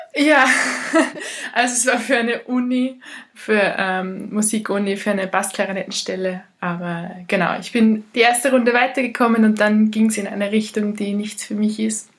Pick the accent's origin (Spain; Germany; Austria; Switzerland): Austria; Ried im Innkreis, Upper Austria; moved away; also born or lived in Portugal; Im Moment ist es Ried im Inkreis, da äh, bei meinen Eltern, wo immer noch die Hälfte meiner Sachen steht. Darum ist es immer noch die Hälfte meiner Heimat.